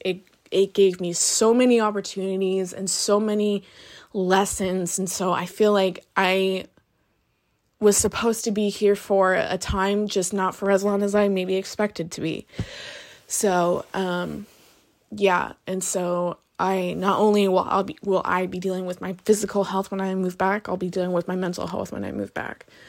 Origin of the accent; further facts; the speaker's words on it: Butte County, California, United States; moved away as an adult; now in Sonoma County, United States; growing up in Butte County